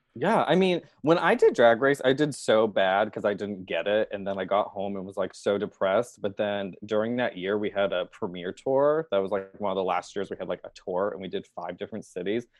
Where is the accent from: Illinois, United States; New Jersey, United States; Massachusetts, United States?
Massachusetts, United States; Boston; moved away as an adult; now in Chicago, United States; I grew up in Boston and New England